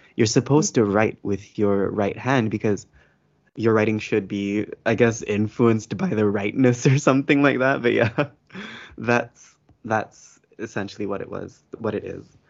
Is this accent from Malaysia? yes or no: yes; Malaysia; I am a Malay person